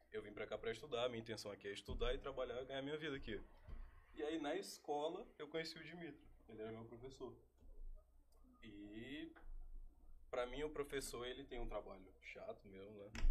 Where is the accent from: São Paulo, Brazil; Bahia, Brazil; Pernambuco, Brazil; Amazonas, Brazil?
Pernambuco, Brazil; Eu sou do norte de Pernambuco. Eu vim do interior do interior de Pernambuco. A minha cidade tem 8 mil habitantes